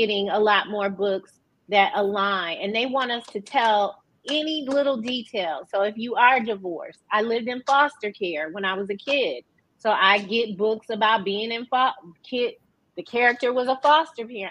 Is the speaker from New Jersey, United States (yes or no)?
no; Detroit, Michigan, United States; also born or lived in Atlanta / Northern California; I am from Detroit